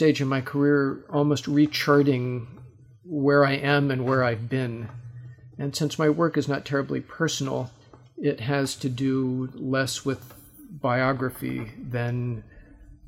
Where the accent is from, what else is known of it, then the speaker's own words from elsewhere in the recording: Los Angeles, California, United States; I'm from Los Angeles